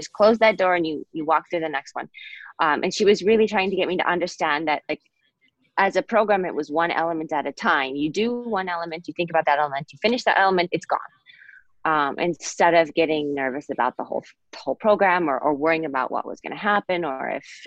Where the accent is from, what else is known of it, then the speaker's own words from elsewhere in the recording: Bowling Green, Ohio, United States; I'm from Bowling Green, Ohio